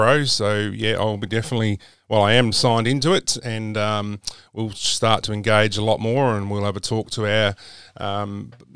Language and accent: English; South Australia, Australia; I grew up in South Australia